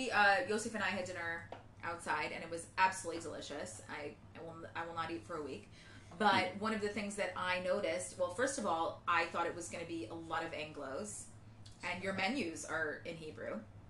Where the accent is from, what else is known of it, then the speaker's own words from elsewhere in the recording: New York, United States; moved away as an adult; also born or lived in Jerusalem; now in Tel Aviv, Israel; We're from New York.